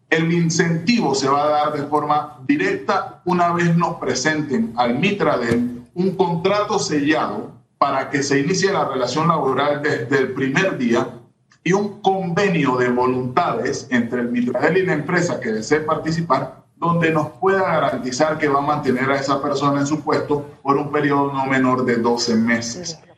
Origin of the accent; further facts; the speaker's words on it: Panamá Oeste, Panama; soy de Panamá Oeste